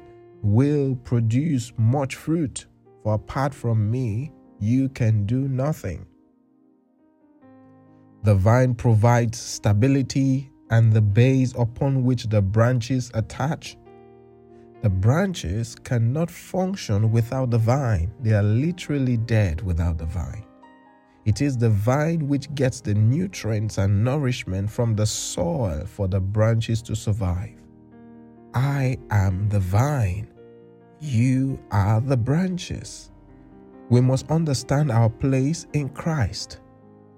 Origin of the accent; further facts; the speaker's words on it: Nigeria; now in England, United Kingdom; I come from Nigeria, where we've got a communal culture, and since my family moved to England